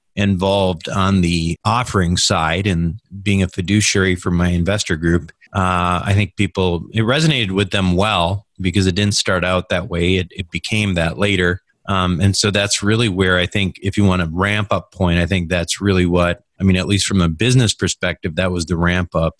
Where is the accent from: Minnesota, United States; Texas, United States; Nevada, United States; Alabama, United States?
Minnesota, United States; moved away as an adult; also born or lived in Michigan / San Francisco / Chicago; born and raised in Minnesota